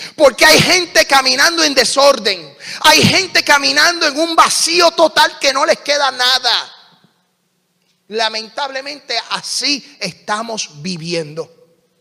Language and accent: Spanish; Puerto Rico; soy puertorriqueño, hablo bien rápido.